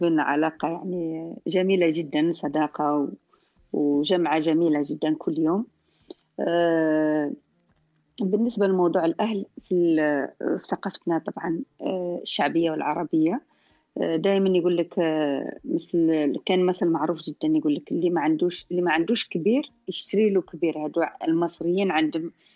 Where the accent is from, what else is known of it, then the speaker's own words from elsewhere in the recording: southern Algeria, Algeria; احنا في خصوصا عندنا في الجنوب